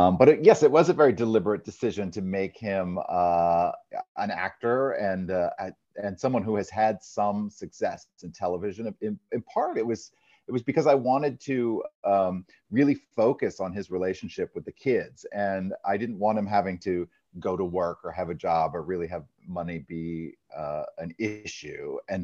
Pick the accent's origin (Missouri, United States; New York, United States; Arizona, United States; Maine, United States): Maine, United States; I grew up in Maine, so I still feel like a New England boy at heart.